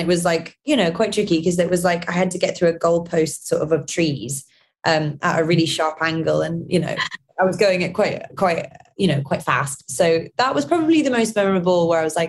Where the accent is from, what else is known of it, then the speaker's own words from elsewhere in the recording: London, United Kingdom; my mum is Northern Irish, my dad's Scottish, and I'm from London.